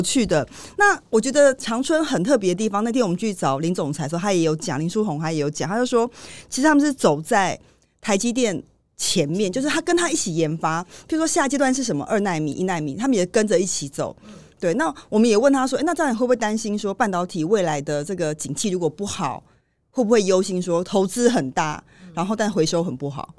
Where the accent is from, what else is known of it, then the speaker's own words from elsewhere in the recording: Taiwan; 身为台湾人